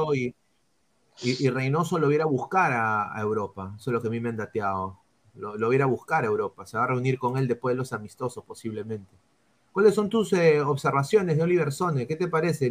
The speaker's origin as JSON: {"language": "Spanish", "country": "Peru", "tie": "born or raised there", "moved": "yes", "lives_now": "United States", "said": "a mi, país, ¿no? O sea, donde yo nací, que es el Perú"}